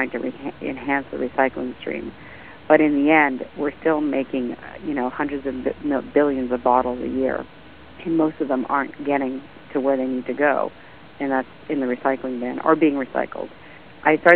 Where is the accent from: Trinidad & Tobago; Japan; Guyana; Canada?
Canada; being Canadian